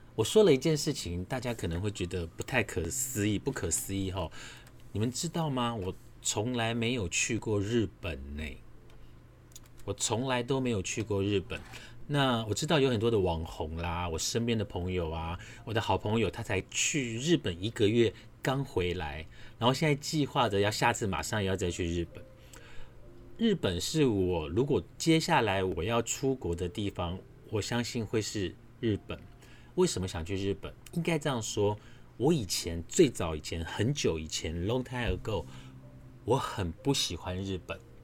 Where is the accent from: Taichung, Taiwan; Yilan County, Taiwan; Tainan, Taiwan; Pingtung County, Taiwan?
Yilan County, Taiwan; Su'ao; now in Taipei, Taiwan; 我是在南方澳长大的